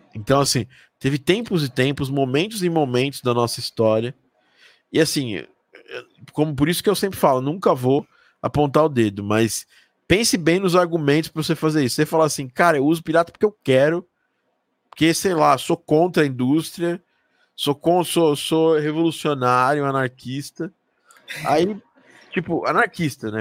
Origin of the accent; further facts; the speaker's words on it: Brazil; eu sou do Brasil